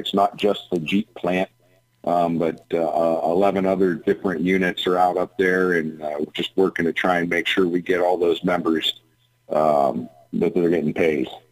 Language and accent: English; Lordstown, Ohio, United States; Lordstown, Ohio, uh, which is my my hometown